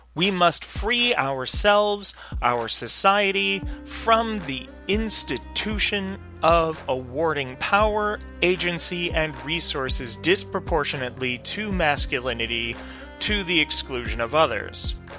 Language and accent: English; New York, United States; I'm a New Yorker